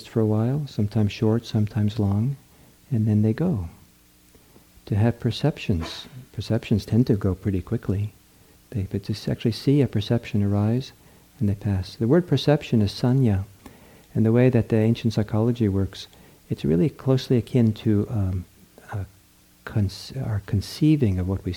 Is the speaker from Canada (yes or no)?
no; Norway; moved away; back in the country I was born in Norway